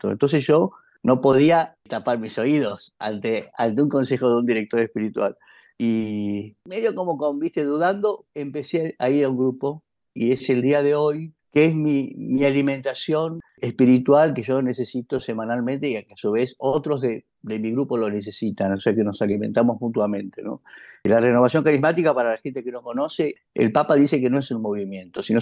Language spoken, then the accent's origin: Spanish; Buenos Aires, Argentina; Nosotros sabíamos que nuestra familia originalmente era de Santiago del Estero, nos parecía rarísimo porque ya éramos porteños de hacía, no sé, por lo menos 150 o 200 años.